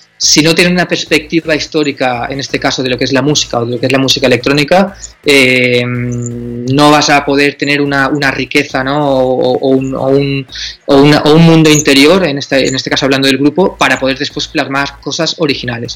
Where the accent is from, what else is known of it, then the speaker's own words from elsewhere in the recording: Alcoy, Valencian Community, Spain; venimos de Alcoy, que es una ciudad que es postindustrial